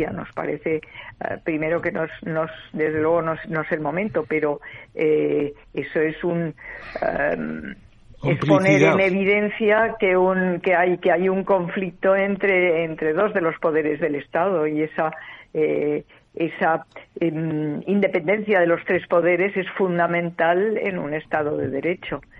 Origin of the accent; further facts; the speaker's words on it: Spain; cada uno de nosotros como españoles. Eh, tenemos que decidir sobre lo que pasa en España.